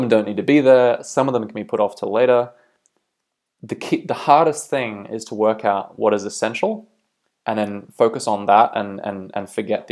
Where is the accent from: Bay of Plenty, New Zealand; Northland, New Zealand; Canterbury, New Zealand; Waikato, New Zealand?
Northland, New Zealand; Bay of Islands, North Island; moved away as an adult; also born or lived in Auckland, New Zealand / Australia; now in County Down, United Kingdom; I'm originally from New Zealand. I grew up in the Bay of Islands up north in North Island, lived in Auckland for a while